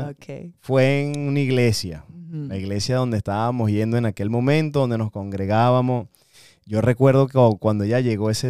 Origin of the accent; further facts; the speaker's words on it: Venezuela; moved away as an adult; yo soy de Venezuela. Y en Venezuela la oh. cultura de nosotros es mucho abrazo y mucho beso.